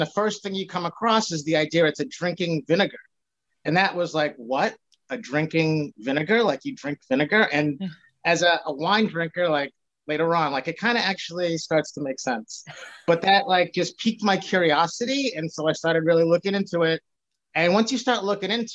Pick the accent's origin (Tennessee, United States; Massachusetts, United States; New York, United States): Massachusetts, United States; Boston; also born or lived in Revere, Massachusetts; So I live in Revere now. I'm born and raised in Boston.